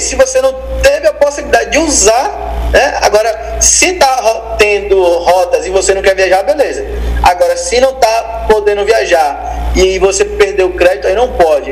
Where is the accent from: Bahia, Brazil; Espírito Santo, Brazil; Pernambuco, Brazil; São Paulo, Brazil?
Bahia, Brazil; Itabuna; É, eu sou de Itabuna, Bahia. Terra, minha terra aqui